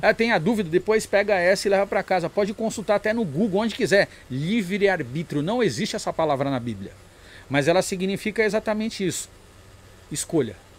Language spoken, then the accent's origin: Portuguese; São Paulo, Brazil; eu nasci na Zona Sul, na Zona Sul. mas a, a, minha criação e vivência, eu passei 12, 11 anos na Pompeia, né? É, e depois o resto foi na Zona Norte